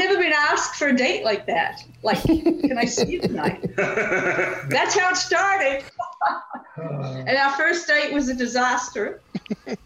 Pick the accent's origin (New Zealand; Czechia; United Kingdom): New Zealand; moved away as an adult; also born or lived in Missouri, United States / Boston, United States; now in United States; I'm from New Zealand. I came to the U.S. in 63, did a B.A. in Missouri